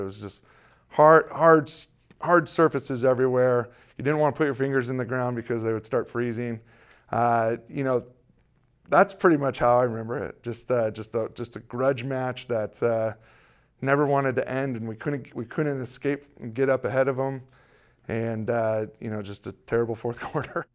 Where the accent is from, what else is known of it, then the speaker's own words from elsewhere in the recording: California, United States; growing up in California